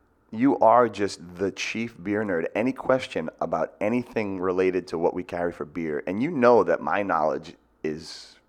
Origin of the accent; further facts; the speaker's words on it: Marshfield, Massachusetts, United States; but you're a guy from Marshfield, man. We grew up in the same town.